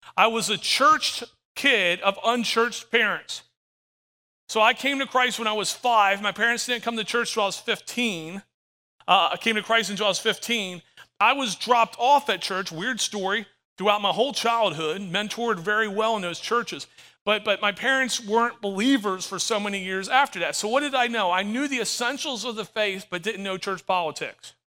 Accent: Florida, United States; I'm from Florida, 10 minutes from the beach

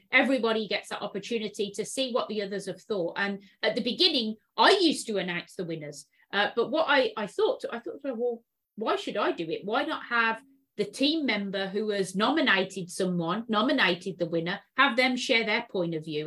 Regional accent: United Kingdom; now in San Francisco, United States; UK, UK, born and bred

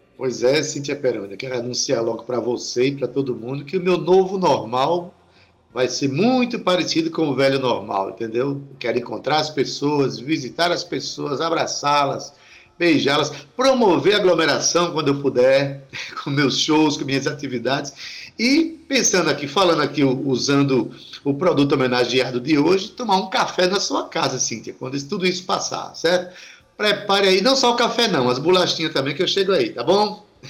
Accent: Itabaiana, Paraíba, Brazil; moved away; vamos ter a Feira Literária Itabaiana na minha terra, na minha cidade

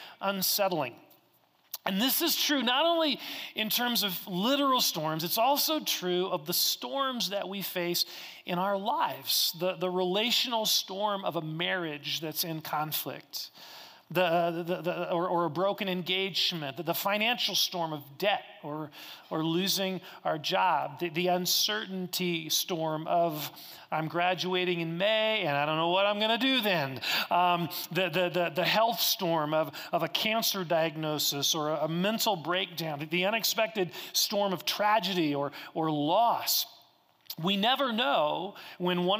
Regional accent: Kansas, United States; moved away; I grew up in Kansas and we had lots of tornado warnings

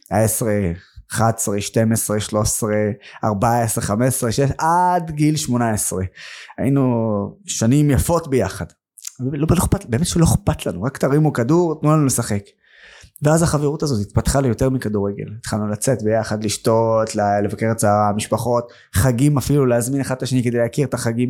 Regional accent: Nazareth, Northern District, Israel; also born or lived in Haifa; נולדתי בעיר חיפה, העיר המעורבת הכי גדולה בארץ. גדלתי בנצרת, העיר הערבית הכי גדולה בארץ

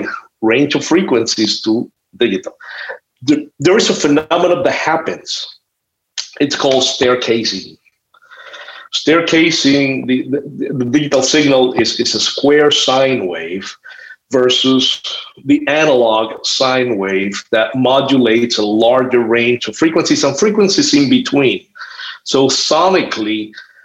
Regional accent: Cuba; moved away; I have never been able to return to Cuba for political reasons

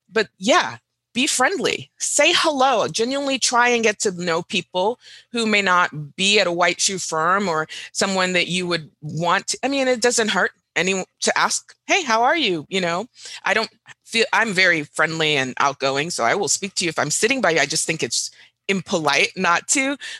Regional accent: Dubai, United Arab Emirates; also born or lived in Doha, Qatar / Riyadh, Saudi Arabia; Fun fact, Jim, I grew up in the Middle East. So I grew up in Dubai and in Doha, Qatar, Riyadh, Saudi Arabia.

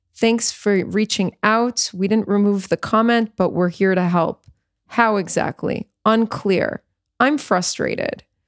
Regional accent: New York, United States; moved away as an adult; also born or lived in South Florida; now in Israel; my hometown of New York

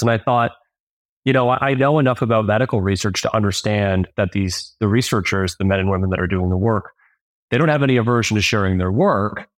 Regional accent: Toronto, Ontario, Canada; I grew up in Toronto, Ontario.

